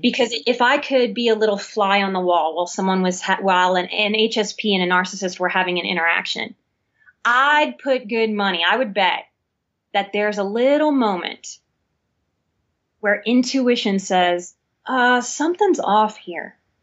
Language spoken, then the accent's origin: English; New Orleans, Louisiana, United States; I'm born and raised in New Orleans, I'm a Southern woman too